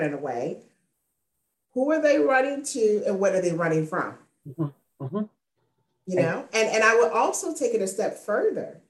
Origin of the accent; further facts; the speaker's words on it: Spartanburg, South Carolina, United States; my hometown of Spartanburg, South Carolina